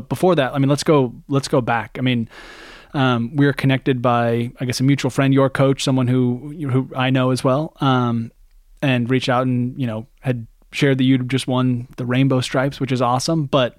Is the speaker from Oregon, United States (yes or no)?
yes; Oregon, United States; I'm joined by Dennis Connors from my home state in Oregon